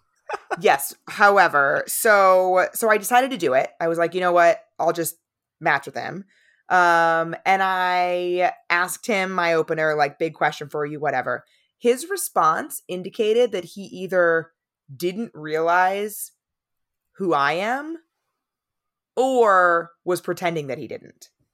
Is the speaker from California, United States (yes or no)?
yes; San Diego, California, United States; moved away; also born or lived in East Coast; I grew up in San Diego